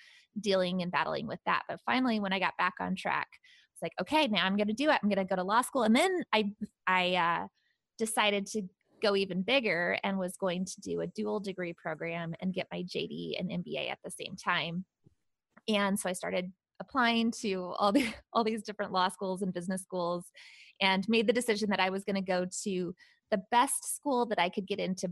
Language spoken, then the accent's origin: English; Seattle, Washington, United States; moved away as an adult; now in Punta Gorda, United States; I actually grew up in the Seattle area.